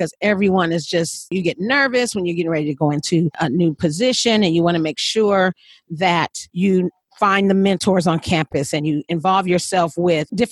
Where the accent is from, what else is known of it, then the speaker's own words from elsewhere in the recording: California, United States; I'm from California